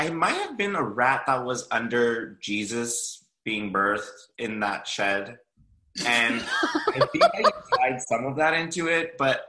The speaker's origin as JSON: {"language": "English", "town": "Los Angeles", "region": "California", "country": "United States", "said": "So we are Los Angelinos, but we have Mexican heritage. I'm first generation American"}